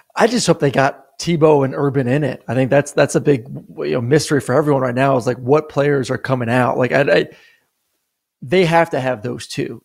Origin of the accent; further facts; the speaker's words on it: Florida, United States; I grew up in Florida.